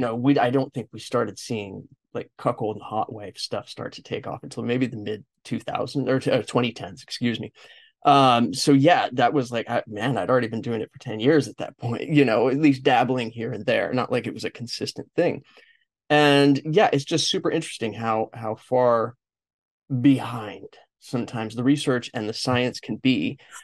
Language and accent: English; Los Angeles, California, United States; I am from Los Angeles